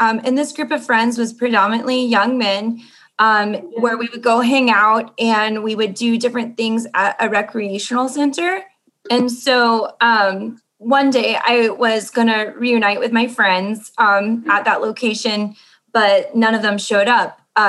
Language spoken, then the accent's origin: English; Mexico City, Mexico; I am from Mexico City and I am 28 years old.